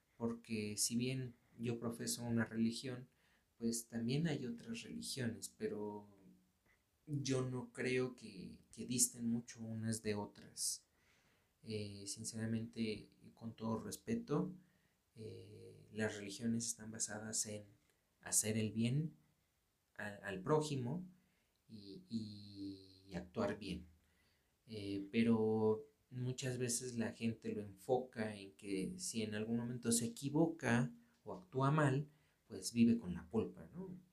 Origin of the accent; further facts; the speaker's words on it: Mexico; aquí en, México, yo, yo soy de México